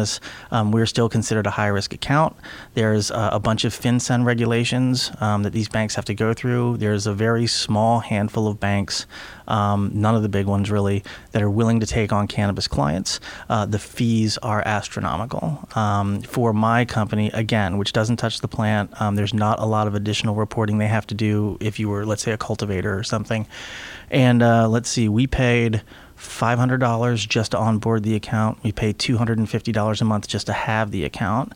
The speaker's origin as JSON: {"language": "English", "town": "Washington", "region": "District of Columbia", "country": "United States", "also_born_or_lived": "California", "moved": "yes", "said": "I'm originally from Washington D.C."}